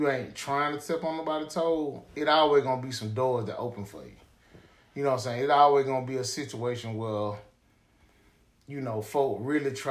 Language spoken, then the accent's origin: English; Decatur, Georgia, United States; I was a Grady baby, and I grew up in Decatur, Georgia